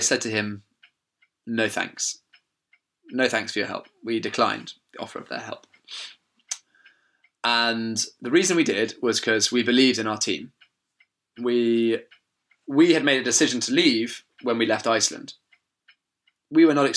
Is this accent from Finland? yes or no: no; England, United Kingdom; We're like, "England."